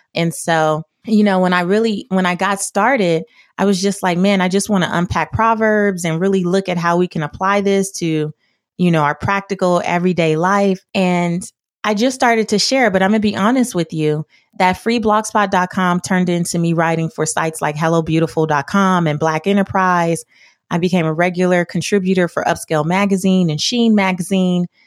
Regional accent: Los Angeles, California, United States; I grew up in South Central Los Angeles

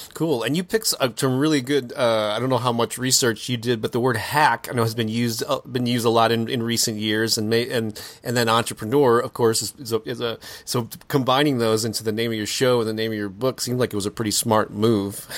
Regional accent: St. Louis, Missouri, United States; local bands got in my hometown of Saint Louis, Missouri.

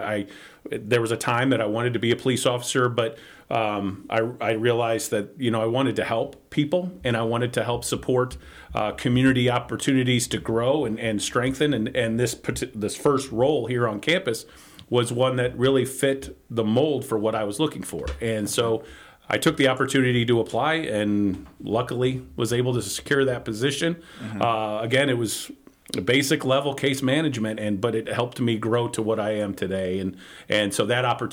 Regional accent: Elgin, Illinois, United States; So I grew up in Elgin, Illinois. It's about 40 minutes northwest of downtown Chicago

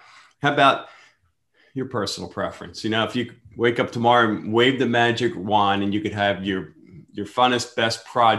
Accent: Pennsylvania, United States; moved away; You can tell I'm from Pennsylvania, right?

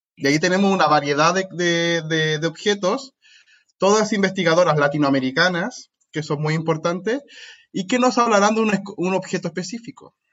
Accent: Santiago, Santiago Metropolitan Region, Chile; moved away; Soy chileno. Hice toda mi licenciatura y máster en Chile

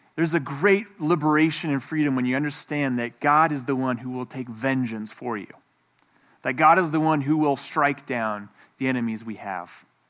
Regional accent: Moab, Utah, United States; I'm from Moab

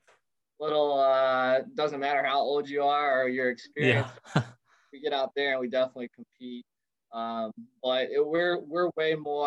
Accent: Maysville, Kentucky, United States; moved away as an adult; now in Florida, United States; I grew up in Maysville, Kentucky, a small town about an hour southeast of Cincinnati

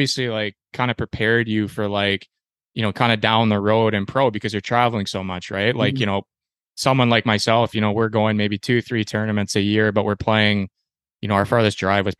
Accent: Canada; I'm obviously a Canadian

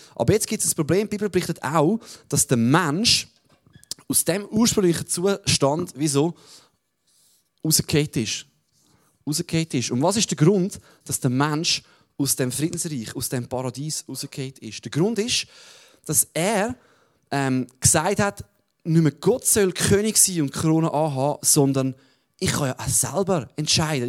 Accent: Switzerland; als Schweizer dürfen wir natürlich nie vergessen

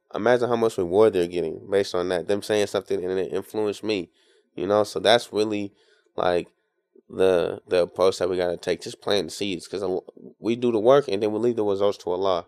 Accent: Tacoma, Washington, United States; now in Seattle, United States; I'm from Tacoma

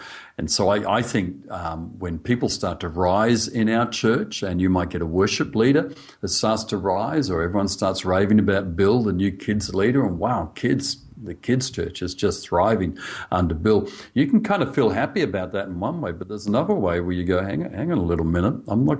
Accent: Australia; accent: Australian; I'm speaking Australian.

